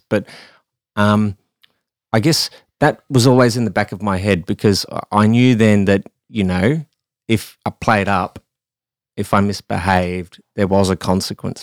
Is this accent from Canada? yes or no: no; Australia; I am an Australian